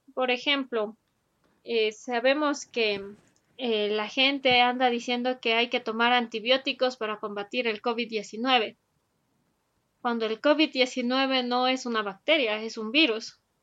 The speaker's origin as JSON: {"language": "Spanish", "country": "Ecuador", "said": "para nosotros como ecuatorianos"}